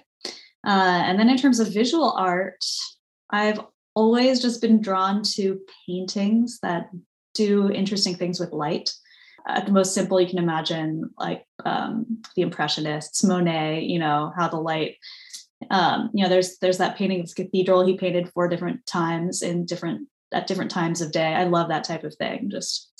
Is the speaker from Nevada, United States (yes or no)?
no; San Diego, California, United States; also born or lived in France / Boston; I grew up in San Diego, but spending a lot of time in France.